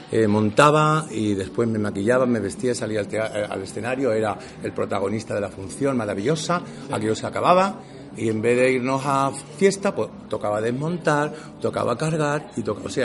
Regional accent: Andalusia, Spain; accent: Andalusian; Y yo, yo normalmente me mi, día a con mi acento andaluz.

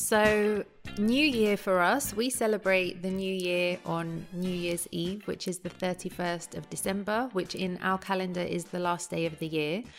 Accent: London, United Kingdom; growing up in London

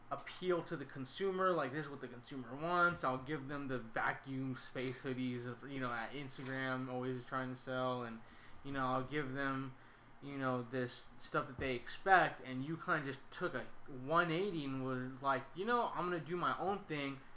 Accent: Sacramento, California, United States; just growing up where I grew up in Sacramento, people are always trying to start their own brands

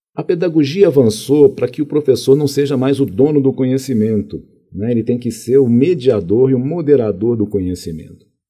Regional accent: Contagem, Minas Gerais, Brazil; also born or lived in Belo Horizonte / Rio de Janeiro; Nasci em Belo Horizonte, depois eu fui para o Rio de Janeiro. Fiquei lá até os sete anos de idade é, morei lá no, na, na, favela do Morro de São Carlos, depois na favela de, de Quitungo, na Penha. Depois nós viemos aqui para Minas Gerais, fui morar em Contagem, e aí fui criado lá em Contagem

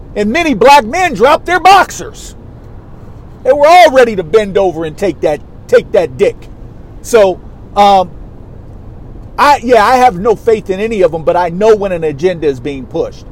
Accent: New York, United States; I'm a New Yorker

